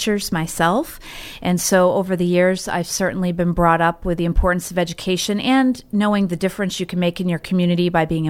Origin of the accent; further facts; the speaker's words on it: Maine, United States; moved away as an adult; also born or lived in Bremerton, Washington; now in Sequim, United States; I was born and raised in Maine